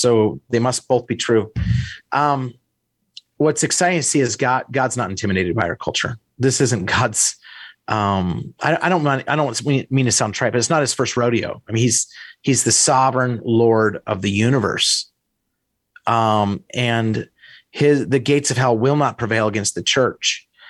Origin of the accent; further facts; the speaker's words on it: Idaho, United States; moved away as an adult; also born or lived in Wisconsin; I grew up in Idaho